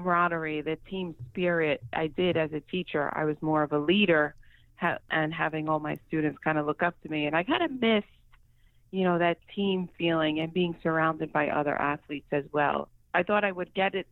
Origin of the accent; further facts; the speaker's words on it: New York, United States; I grew up in New York my whole life, although I've had stints in and out of the state